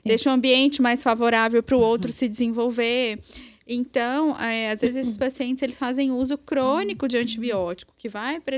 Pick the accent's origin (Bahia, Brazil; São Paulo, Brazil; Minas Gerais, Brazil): Minas Gerais, Brazil; É eu sou mineira.